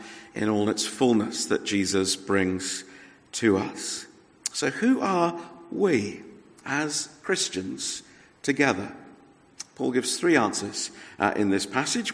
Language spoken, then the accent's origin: English; Australia; moved away; as an Australian